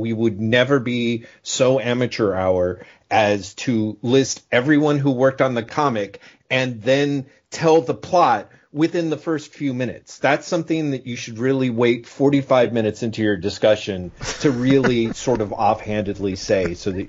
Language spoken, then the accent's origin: English; California, United States; See, I'm from California